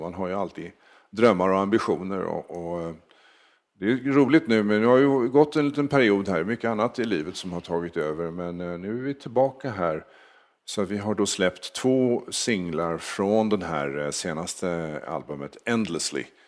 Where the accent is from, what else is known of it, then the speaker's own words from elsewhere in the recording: Sweden; moved away as an adult; now in United States; Jag, jag kommer härifrån.